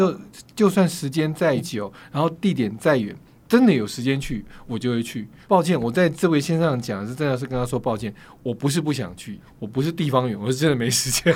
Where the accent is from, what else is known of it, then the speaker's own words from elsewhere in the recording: Yilan County, Taiwan; 我家乡在宜兰嘛